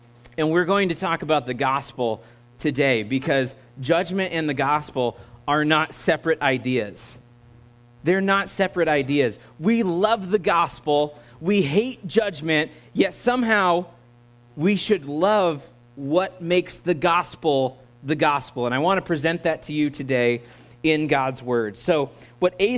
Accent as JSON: {"language": "English", "country": "United States", "accent": "American", "said": "my American accent"}